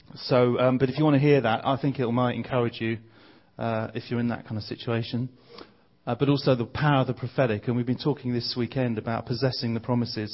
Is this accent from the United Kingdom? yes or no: yes; Bromley, London, United Kingdom; I'm from a place called Bromley, which is uh, southeast London.